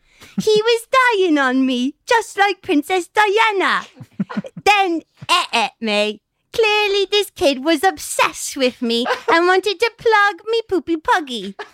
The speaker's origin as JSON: {"language": "English", "region": "England", "country": "United Kingdom", "said": "I'm from England."}